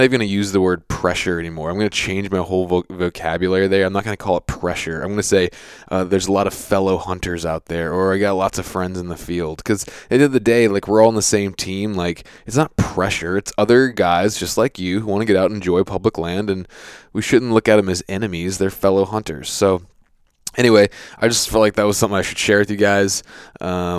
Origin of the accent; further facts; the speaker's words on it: Virginia, United States; I'm from Virginia